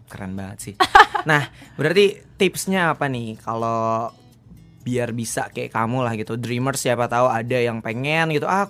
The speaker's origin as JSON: {"language": "Indonesian", "country": "Indonesia", "said": "kayak kamu aku asli Indonesia gitu."}